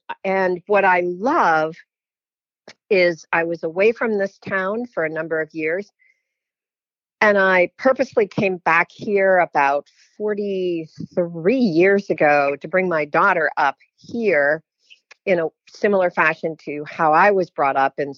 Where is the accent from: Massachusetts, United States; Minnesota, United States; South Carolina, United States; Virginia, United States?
Massachusetts, United States; Williamstown; moved away; I was actually born in the town that I'm in again many years later. I was born in Williamstown, Massachusetts, which is in the Berkshires of Mass. That's on the border of New York State and Vermont.